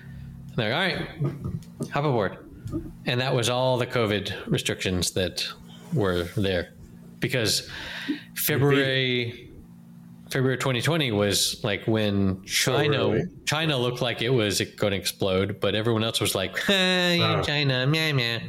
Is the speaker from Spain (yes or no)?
yes; Spain; Do you know that Mike is one of the only one of our common friends who has ever just like stopped by my hometown here in Spain?